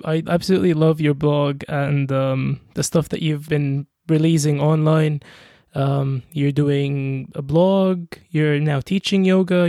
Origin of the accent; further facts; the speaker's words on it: Egypt; I'm a very typical Egyptian